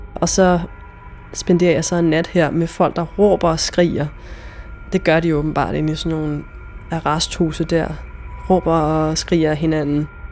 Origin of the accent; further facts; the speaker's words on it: Jutland, Denmark; moved away; jeg kommer fra Jylland på det her tidspunkt, og jeg er 22 år.